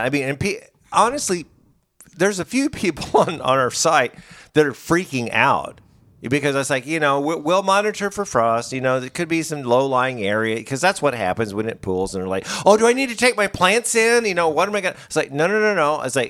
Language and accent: English; Springfield, Missouri, United States; I'm from Springfield.